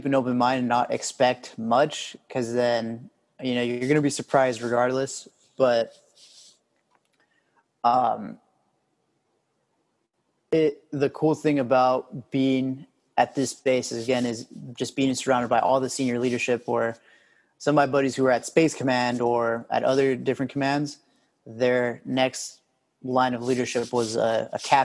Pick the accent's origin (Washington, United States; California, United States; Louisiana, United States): California, United States; moved away as an adult; now in Oklahoma, United States; Growing up in California